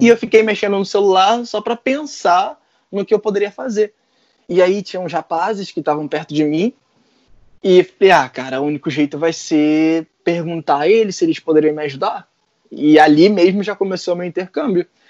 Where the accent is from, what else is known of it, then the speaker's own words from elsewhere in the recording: Brazil; now in Ireland; eu sou brasileiro